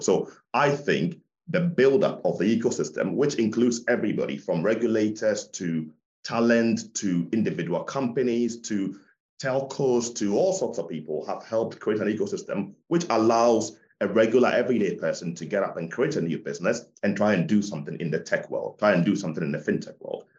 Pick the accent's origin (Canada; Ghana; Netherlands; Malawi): Ghana; moved away; also born or lived in London; So when I schooled in Ghana 30 years ago